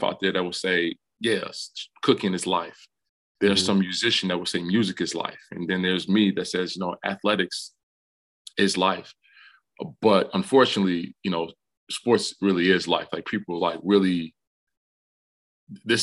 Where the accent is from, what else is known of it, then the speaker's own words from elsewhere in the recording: Detroit, Michigan, United States; moved away as an adult; now in Ann Arbor, United States; growing up in Detroit